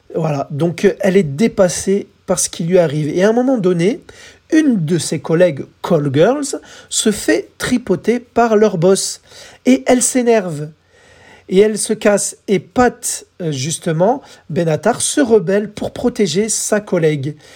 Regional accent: France; chez nous en France

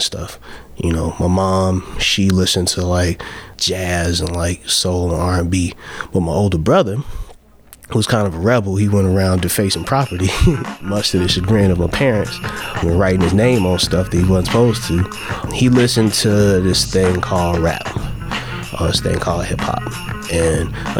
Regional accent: Chicago, Illinois, United States; I'm born and raised in Chicago

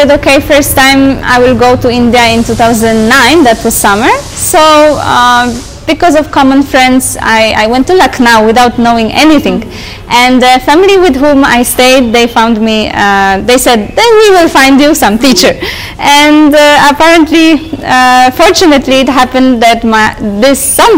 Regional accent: Poland; I am from Poland

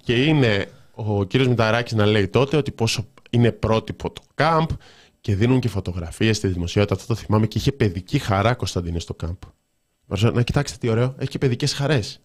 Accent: Thessaloniki, Central Macedonia, Greece; την πόλη μου, τη Θεσσαλονίκη μου

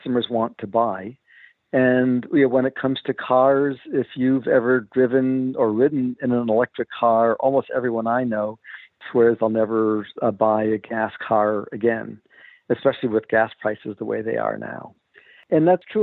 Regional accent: East Coast, United States; I grew up on the East Coast

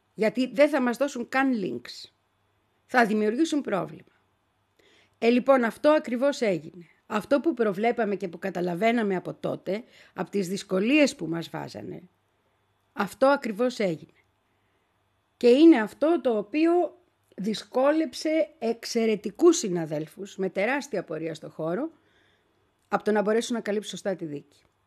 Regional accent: Greece; ήμουνα και εγώ από την Ελλάδα

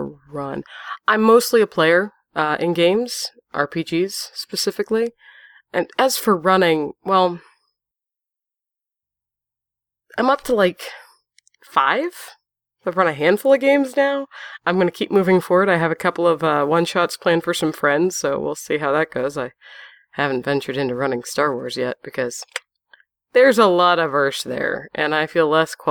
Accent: Pennsylvania, United States; I'm from Pennsylvania. Predominantly, that's where I've come to claim

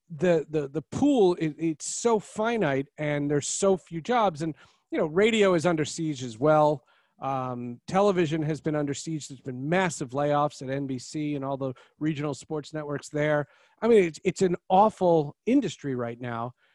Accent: New Jersey, United States; moved away; also born or lived in Seattle; I'm from New Jersey

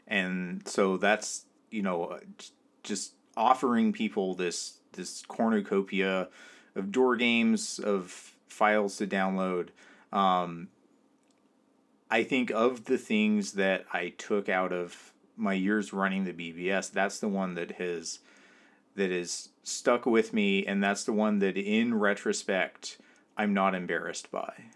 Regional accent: California, United States; now in New York, United States; I grew up in California. I live in New York, uh, right now.

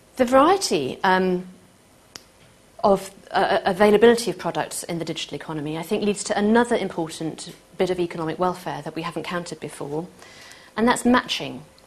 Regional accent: Manchester, North West England, United Kingdom; I'm from Manchester

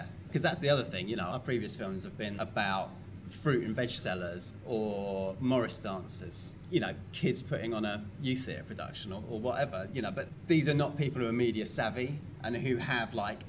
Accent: London, United Kingdom; I grew up in London. I suppose I had a bit of kind of folk influence because I grew up in a really Irish area of London

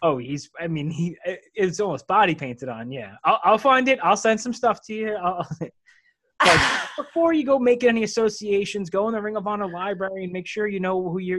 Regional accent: United States; being an American

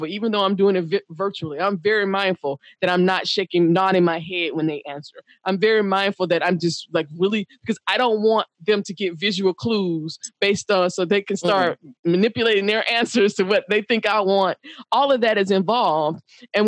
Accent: the South, United States; as a Black woman growing up in the South

